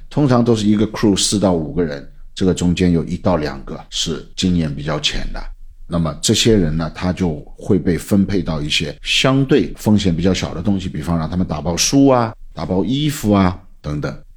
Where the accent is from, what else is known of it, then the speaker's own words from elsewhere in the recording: Shanghai, China; 我们上海人